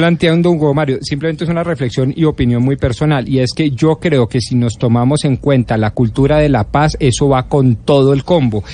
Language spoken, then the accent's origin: Spanish; Colombia; Nosotros como colombianos